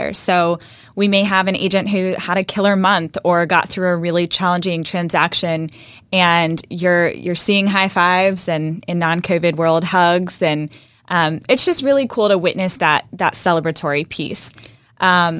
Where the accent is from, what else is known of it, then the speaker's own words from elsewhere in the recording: Midwest, United States; moved away as an adult; also born or lived in Indiana; now in Jacksonville, United States; I was born and raised in the Midwest